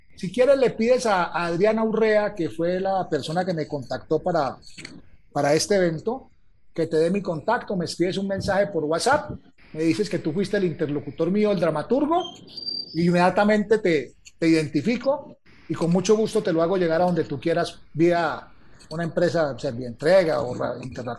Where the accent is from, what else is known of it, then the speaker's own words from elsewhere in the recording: Calarcá, Quindío, Colombia; mi pueblo, en Calarcá, Quindío, que en ese tiempo era Viejo Caldas